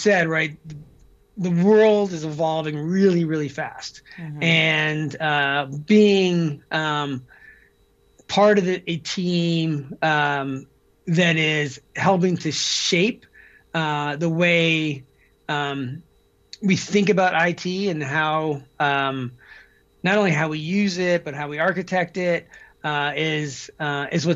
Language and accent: English; Deer Isle, Maine, United States; moved away; I grew up in Maine, off the coast of Maine, on a little island called Deer Isle.